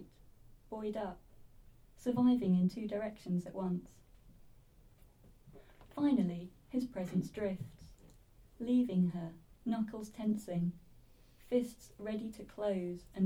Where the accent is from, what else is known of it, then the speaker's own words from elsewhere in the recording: Swaffham, East of England, United Kingdom; I'm a local girl. I'm from Swaffham originally.